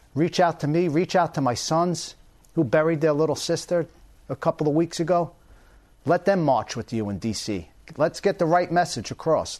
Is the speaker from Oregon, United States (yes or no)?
no; Long Island, New York, United States; now in Florida, United States; I grew up in Long Island